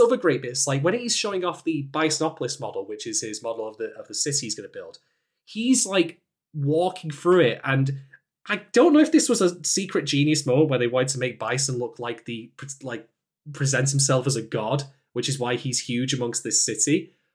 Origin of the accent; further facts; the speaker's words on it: United Kingdom; as a British man